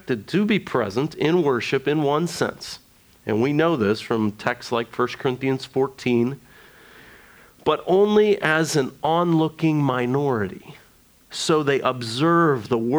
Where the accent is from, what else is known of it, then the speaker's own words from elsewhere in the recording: United States; being an American evangelical, we are very experiential people